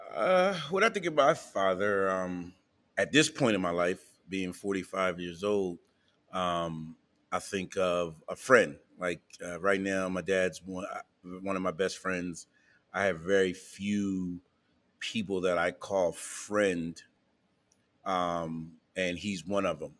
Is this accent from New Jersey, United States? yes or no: no; New Castle, Delaware, United States; moved away; also born or lived in Wilmington, Delaware / Philadelphia, Pennsylvania; We grew up in Newcastle, Delaware